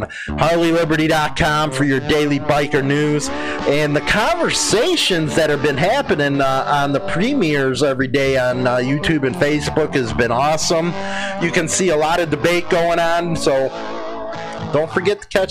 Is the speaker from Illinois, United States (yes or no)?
yes; Chicago, Illinois, United States; moved away as an adult; I'm from Chicago